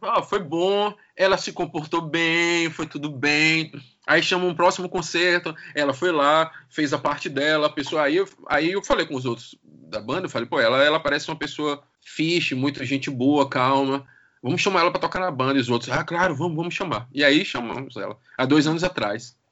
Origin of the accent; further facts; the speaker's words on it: Brazil; now in Portugal; Sou brasileiro